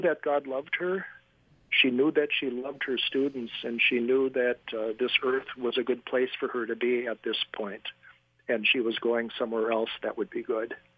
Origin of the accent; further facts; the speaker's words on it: La Crosse, Wisconsin, United States; I was raised in La Crosse, Wisconsin